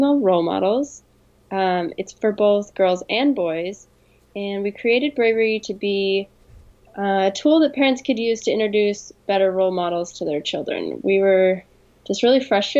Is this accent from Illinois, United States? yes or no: no; Rexburg, Idaho, United States; moved away as an adult; also born or lived in Bay Area, California; now in San Francisco Bay Area, United States; grew up in Idaho, in Rexburg, Idaho.